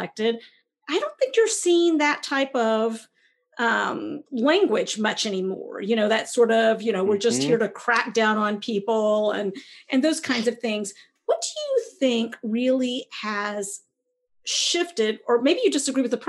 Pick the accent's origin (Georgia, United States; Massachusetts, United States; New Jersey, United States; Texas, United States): Texas, United States; Growing up in Texas